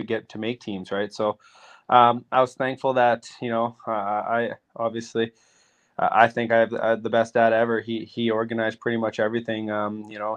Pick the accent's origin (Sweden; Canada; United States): Canada; Roblin, Manitoba; also born or lived in Yorkton, Saskatchewan; I was born in York in Saskatchewan, but I grew up in a tiny town called Roblin, and it's in Manitoba.